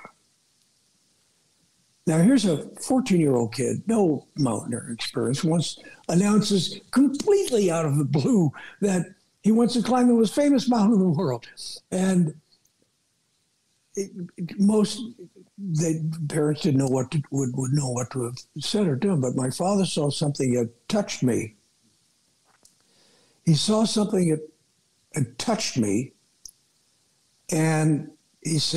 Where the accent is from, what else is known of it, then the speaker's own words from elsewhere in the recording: Glendale, California, United States; I was born in Southern California and grew up in a suburb of Los Angeles. A place called Glendale